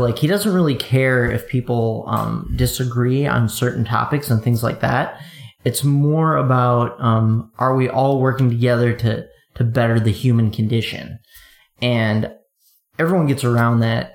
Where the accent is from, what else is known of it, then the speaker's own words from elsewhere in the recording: eastern Wisconsin, United States; I I grew up in Wisconsin, eastern Wisconsin, kind of a a medium-sized city